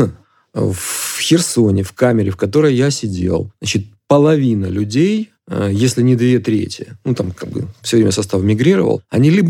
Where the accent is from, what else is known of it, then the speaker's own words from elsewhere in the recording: Ukraine; Ну, я, я русскоязычный украинец, если так это говорить, да. С другой стороны, я понимаю, что моя родина Украина, а отечество Россия.